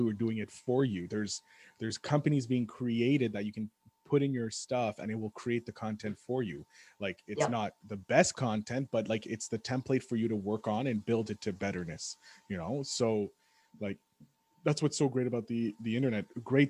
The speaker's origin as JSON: {"language": "English", "town": "Montreal", "region": "Quebec", "country": "Canada", "said": "I'm from Montreal"}